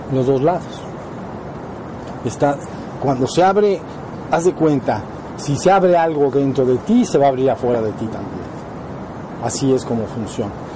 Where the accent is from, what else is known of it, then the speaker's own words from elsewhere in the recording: Mexico; somos mexicanos